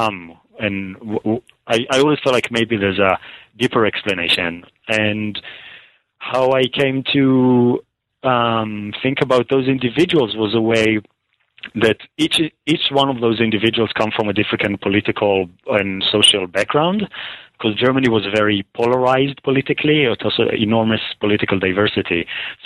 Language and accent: English; Israel; moved away; I was born and raised in Israel, and I went to school in Jerusalem